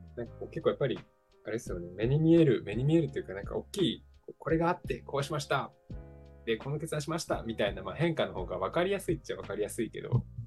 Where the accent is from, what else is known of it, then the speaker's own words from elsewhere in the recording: Kobe, Hyogo, Japan; also born or lived in Copenhagen, Denmark; ちょうど地元と一緒なんですよ、僕の